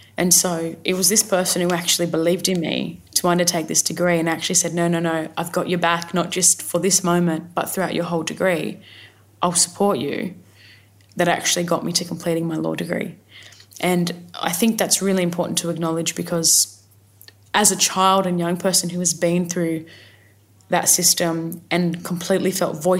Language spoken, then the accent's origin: English; Sydney, New South Wales, Australia; My family come from the mid-north coast of New South Wales, and I've spent a lot of my time growing up on Gadigal country, the city of resistance